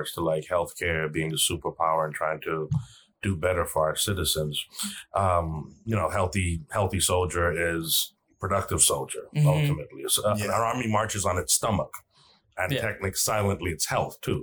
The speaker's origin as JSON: {"language": "English", "country": "U.S. Virgin Islands", "moved": "yes", "said": "I come from the Virgin Islands, U.S. Virgin Islands"}